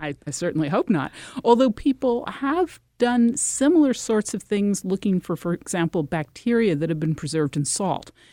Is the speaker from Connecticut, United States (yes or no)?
yes; Connecticut, United States; I'm from Connecticut